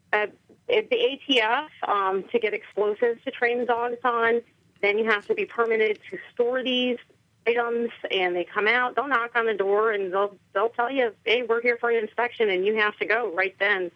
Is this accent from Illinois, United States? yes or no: yes; Chicago, Illinois, United States; moved away as an adult; now in White Oak, United States; I'm originally from Chicago. I was raised in the suburbs of Chicago.